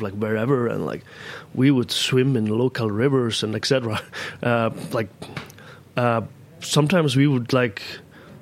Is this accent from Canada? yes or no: no; Akureyri, Northeast, Iceland; moved away as an adult; now in New York City, United States; I was born and raised in a small town in the north part of Iceland. It's called Akureyri